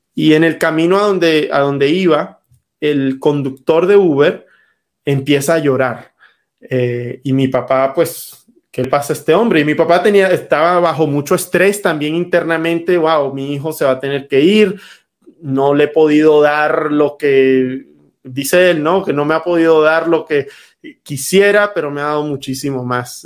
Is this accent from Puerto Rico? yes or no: no; Venezuela; now in United States; Yo nací en Venezuela